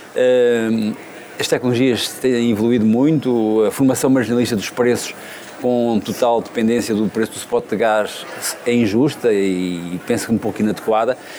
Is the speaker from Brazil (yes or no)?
no; Óbidos, Centro, Portugal; now in Évora, Portugal; eu não nasci em Évora, nasci em Óbidos, mas Évora adotou-me